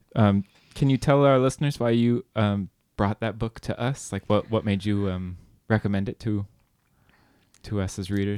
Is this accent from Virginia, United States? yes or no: no; California, United States; I grew up in California